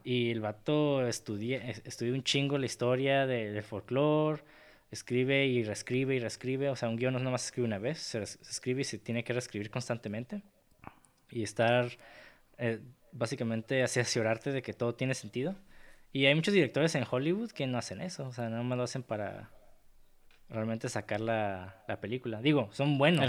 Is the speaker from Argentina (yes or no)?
no; Mexico; soy mexicano